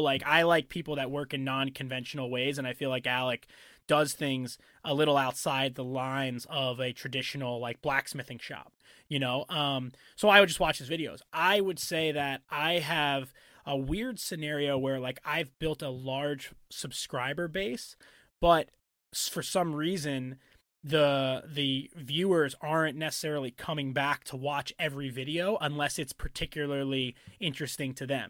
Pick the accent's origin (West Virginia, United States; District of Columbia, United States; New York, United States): New York, United States; New York and Long Island, United States; growing up in New York and Long Island